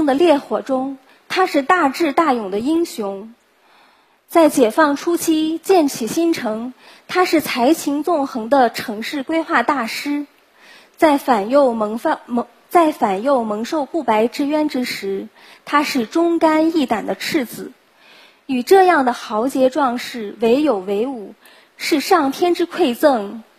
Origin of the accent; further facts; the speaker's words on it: Lanzhou, Gansu, China; 所以兰州就成了我的故乡。